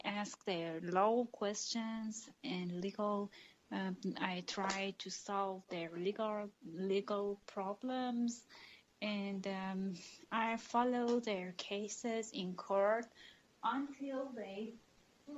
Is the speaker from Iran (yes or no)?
yes; Iran; also born or lived in Tehran, Iran; from Iran. I live in the capital, Tehran.